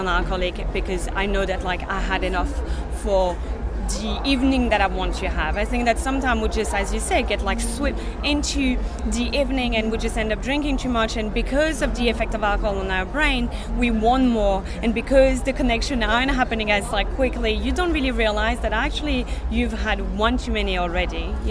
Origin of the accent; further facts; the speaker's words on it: south of France, France; moved away; I'm from the south of France